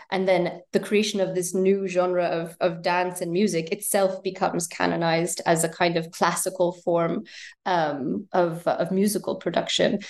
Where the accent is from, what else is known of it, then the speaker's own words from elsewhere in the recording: United States; moved away as an adult; also born or lived in United Kingdom; I was born in the States and grew up there, and then wound up studying in the UK